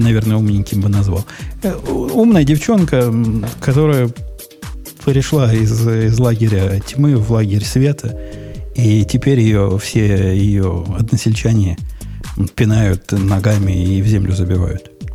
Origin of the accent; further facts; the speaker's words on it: Kropyvnytskyi, Kirovohrad Oblast, Ukraine; я из Кировограда